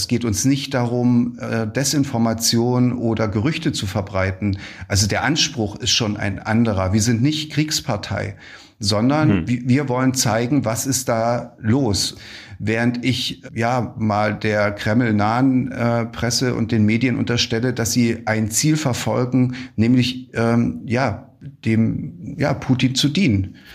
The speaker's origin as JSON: {"language": "German", "country": "Ukraine", "said": "Wir haben uns gesagt als Ukrainer, wir machen das nicht. Wir greifen auch keine Ziele in Weißrussland an."}